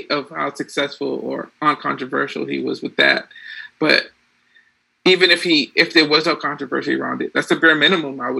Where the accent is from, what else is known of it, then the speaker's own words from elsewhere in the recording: Boston, Massachusetts, United States; I'm a Bostonian.